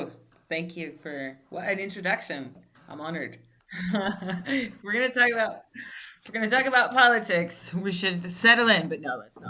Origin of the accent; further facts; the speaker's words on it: New York, United States; moved away as an adult; also born or lived in Algeria; now in Italy; I've been living in Algeria, and I'm originally from New York. I came back to New York. And when I came back to New York, because I'm from New York